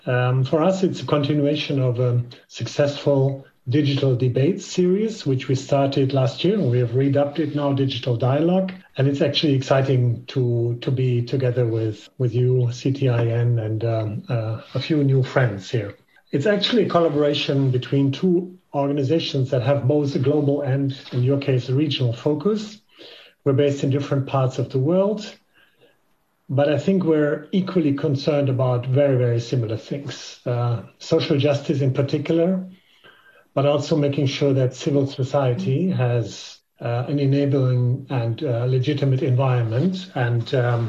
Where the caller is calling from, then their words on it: Berlin, Germany; I'm a European male wearing a white shirt with black glasses, and I'm calling you from Berlin